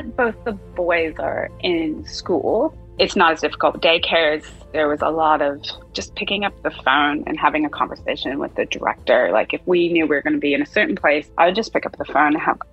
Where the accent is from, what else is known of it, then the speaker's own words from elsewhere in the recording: United States; moved away as an adult; now in Australia; As you can tell from my accent, I'm from the US